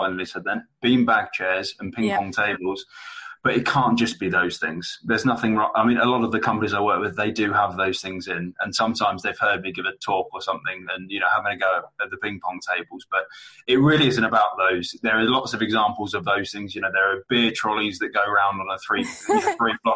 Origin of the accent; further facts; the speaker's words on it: London, United Kingdom; now in Manchester, United Kingdom; I'm based in Manchester, but I'm originally from London